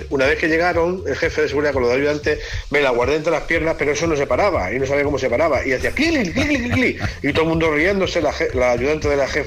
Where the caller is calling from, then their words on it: Almonacid, Spain; de Almonacid.